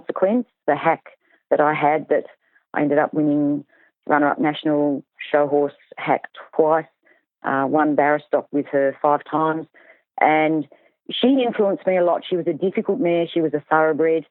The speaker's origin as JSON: {"language": "English", "region": "Tasmania", "country": "Australia", "said": "I'm from Tasmania."}